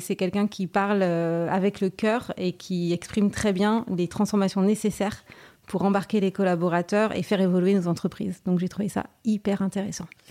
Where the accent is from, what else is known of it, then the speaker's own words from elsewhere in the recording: Saint-Malo, Brittany, France; moved away as an adult; also born or lived in Amsterdam, Netherlands / Brussels, Belgium; je suis malouine, hein, donc je suis née à Saint-Malo.